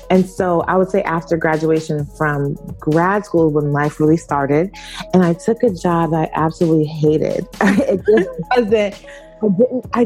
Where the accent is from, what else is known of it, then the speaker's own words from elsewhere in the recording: California, United States; also born or lived in Brooklyn / New York; I was born and raised, well, I was born in Brooklyn and raised by coastal between California, the Bay Area, and New York. I kind of spent my childhood.